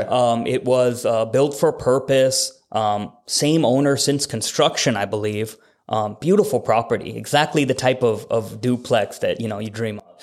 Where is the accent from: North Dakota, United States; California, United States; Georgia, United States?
North Dakota, United States; Fargo; now in Bennington, United States; I am from Fargo and the area code there is seven oh one, but I'm very local to Omaha. I live in Bennington.